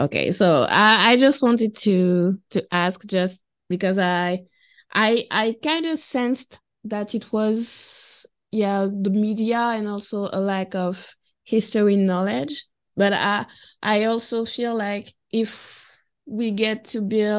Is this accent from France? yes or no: yes; Martinique, France; the island I'm from Martinique, and those who are really the descendants from African people who immigrated in the 60s and the 70s.